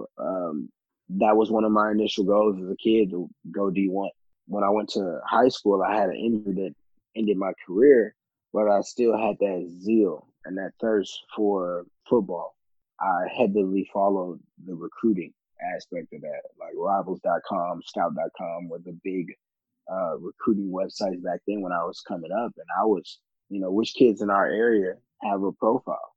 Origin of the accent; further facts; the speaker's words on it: Houston, Texas, United States; I'm from the northwest side of Houston, from a single-parent home.